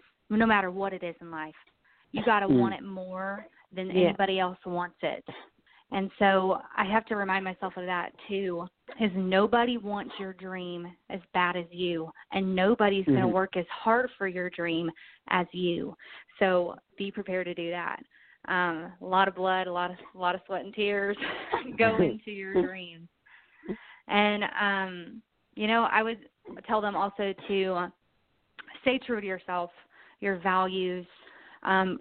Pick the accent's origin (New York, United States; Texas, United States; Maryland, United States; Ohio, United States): Texas, United States; moved away as an adult; now in Nashville, United States; I'm from Texas.